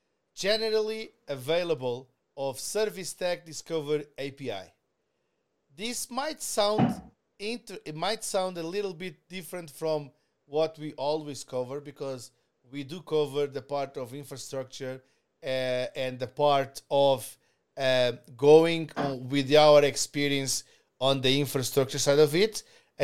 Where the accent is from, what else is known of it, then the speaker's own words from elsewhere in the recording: Canada; We are truly Canadian